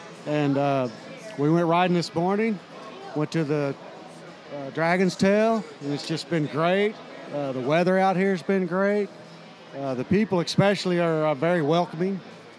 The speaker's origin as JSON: {"language": "English", "town": "Sayre", "region": "Oklahoma", "country": "United States", "said": "I'm from Sayre, Oklahoma."}